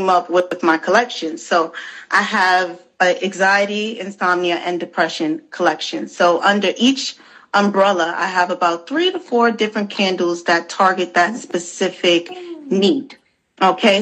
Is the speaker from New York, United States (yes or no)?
yes; New York City, New York, United States; I'm born and raised in the Bronx.